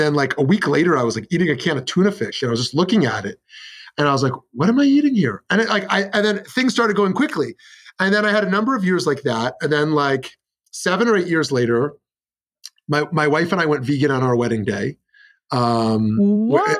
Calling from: Scottsdale, Arizona, United States; I'm in Scottsdale, Arizona.

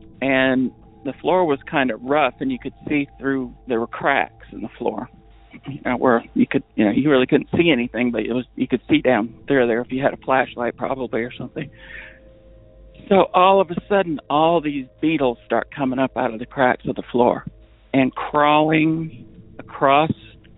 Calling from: New Hampshire, United States; Hi, Derek. I'm calling from New Hampshire.

